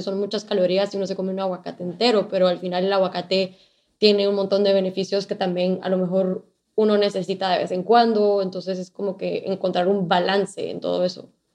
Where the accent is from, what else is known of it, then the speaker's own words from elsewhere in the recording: Guatemala; moved away as an adult; also born or lived in Boston / Miami; creciendo en Guatemala